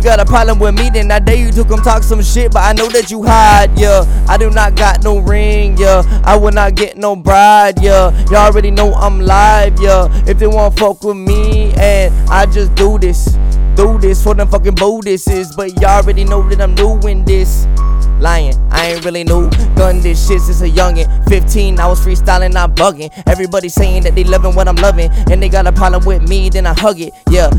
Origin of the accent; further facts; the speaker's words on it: Texas, United States; I'm from Texas, but I know snow like 2007.